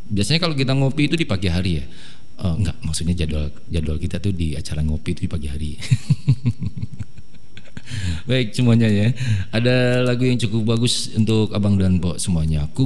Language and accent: Indonesian; Depok, West Java, Indonesia; Kalau orang kita tuh orang Depok itu kan orang suka singkat, nggak pakai M, ya ngapain?